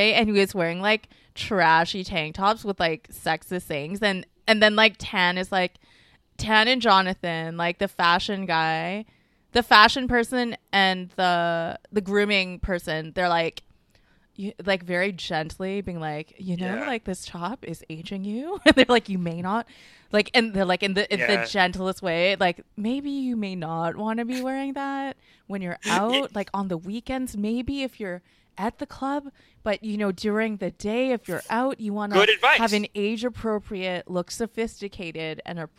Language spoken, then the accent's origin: English; Canada; I am Canadian.